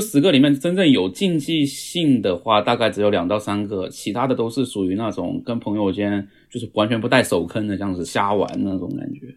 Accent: Fujian, China; moved away as an adult; now in Japan; 我是福建人

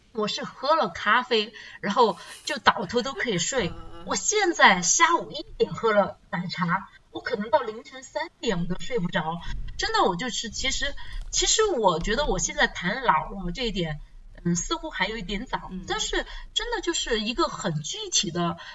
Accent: China; 我们中国人传统的那个思想，就是老有所依

